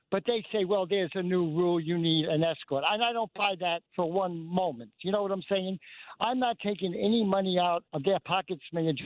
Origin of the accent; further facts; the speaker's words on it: New York City, New York, United States; I'm from Bay Ridge, Brooklyn, right?